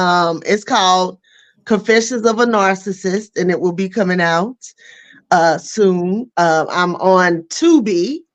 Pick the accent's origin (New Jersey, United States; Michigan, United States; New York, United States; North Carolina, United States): North Carolina, United States; accent: country; also born or lived in Philadelphia